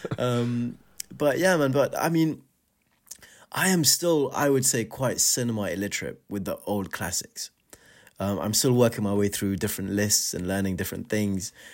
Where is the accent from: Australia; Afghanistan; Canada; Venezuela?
Afghanistan; moved away; growing up in Afghanistan, we didn't have a cinema in this show of our own.